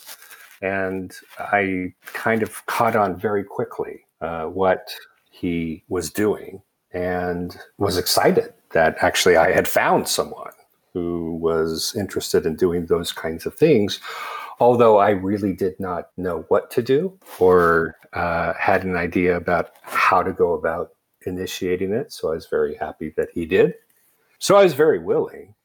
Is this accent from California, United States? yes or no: yes; Alameda, California, United States; also born or lived in Kansas; now in San Francisco Bay Area, United States; I was born actually in Alameda, California, and my family was back in the San Francisco Bay Area. And I wanted to get back after spending 8 years in Kansas